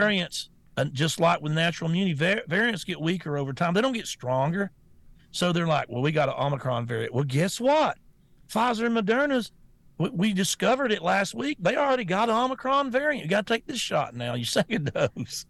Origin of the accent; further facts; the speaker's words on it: United States; I'm an American